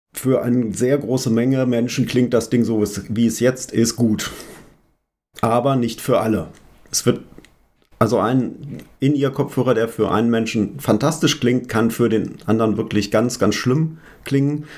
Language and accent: German; Hanover, Lower Saxony, Germany; ich komme aus Hannover